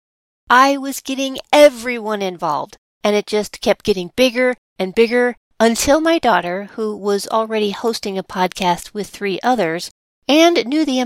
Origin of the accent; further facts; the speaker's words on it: St. Louis, Missouri, United States; my hometown, St. Louis, Missouri